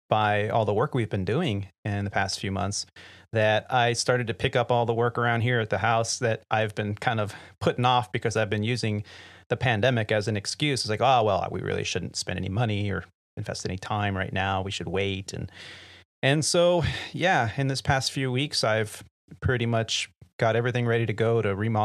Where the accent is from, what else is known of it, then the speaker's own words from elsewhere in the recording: California, United States; Yeah, sorry. We're from California. So, 62 degrees, and my family's all wearing hoodies and beanies.